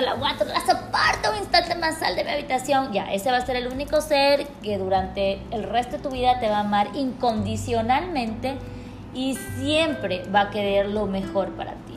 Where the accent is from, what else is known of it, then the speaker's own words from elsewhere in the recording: Quito, Pichincha, Ecuador; now in Guayaquil, Ecuador; yo nací en y crecí en Quito, entonces soy como un, una pequeña, un mix entre los dos lugares